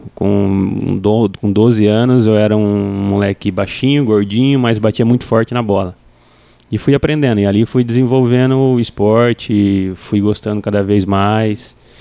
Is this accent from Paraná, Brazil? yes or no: yes; Cambé, Paraná, Brazil; Eu sou natural de Cambé, Paraná